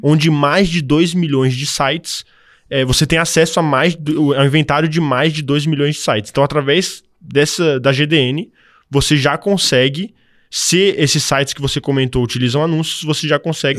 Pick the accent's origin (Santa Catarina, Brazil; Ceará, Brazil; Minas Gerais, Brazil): Santa Catarina, Brazil; Florianópolis; also born or lived in Canada; eu sou natural de Floripa